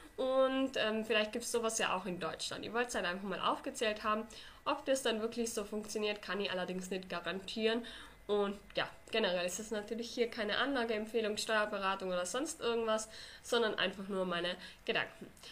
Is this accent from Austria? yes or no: yes; Austria; Bei uns in Österreich